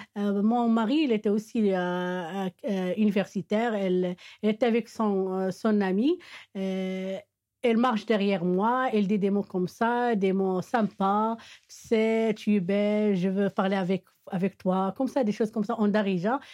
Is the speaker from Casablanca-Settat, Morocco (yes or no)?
no; Meknes, Fès-Meknès, Morocco; French is a second language; now in Rabat, Morocco; je suis de Meknes